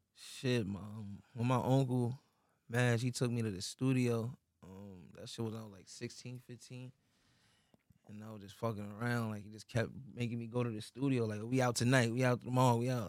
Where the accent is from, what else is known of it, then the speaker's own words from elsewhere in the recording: New York City, New York, United States; My childhood was like, shit was some little Queen shit, really. Cause I'm from Queens